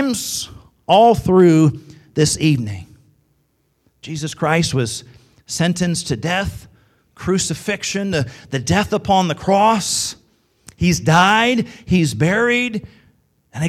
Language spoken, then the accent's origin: English; Midwest, United States; in the Midwest, typically, we think we talk right, and everybody else has the accents. That's what us in the Midwest think